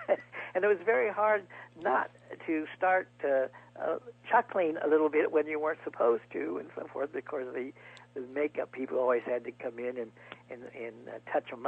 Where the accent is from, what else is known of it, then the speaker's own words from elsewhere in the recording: Springfield, Ohio, United States; moved away; my hometown of Springfield, Ohio.